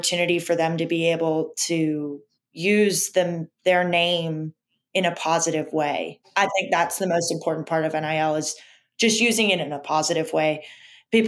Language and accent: English; Orlando, Florida, United States; moved away as an adult; also born or lived in Oklahoma; now in Alabama, United States; I grew up in Orlando where, like, there's every sport